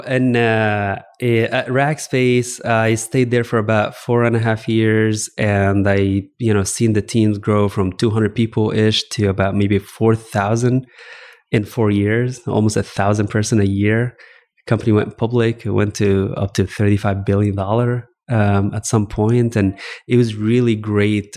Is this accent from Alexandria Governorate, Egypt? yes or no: yes; Alexandria, Alexandria Governorate, Egypt; moved away as an adult; also born or lived in Virginia / Texas; I actually grew up in Egypt. I grew up in Alexandria, Egypt specifically.